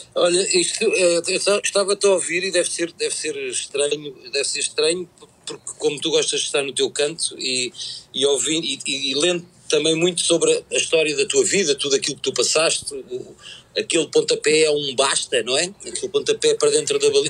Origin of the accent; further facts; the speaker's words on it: Portugal; como, como, português